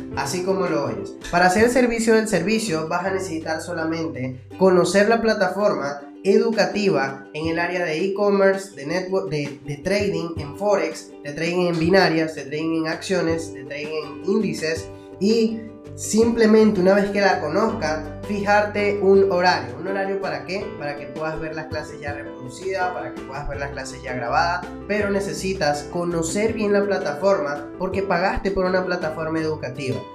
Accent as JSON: {"language": "Spanish", "country": "Venezuela", "moved": "yes", "lives_now": "Peru", "said": "yo soy venezolano, vivo en Perú"}